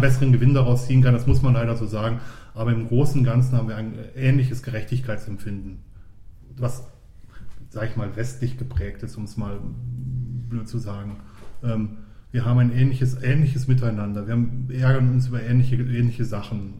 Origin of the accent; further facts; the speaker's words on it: Ruhr area, North Rhine-Westphalia, Germany; moved away as an adult; now in Switzerland; Ich komme aus dem Ruhrgebiet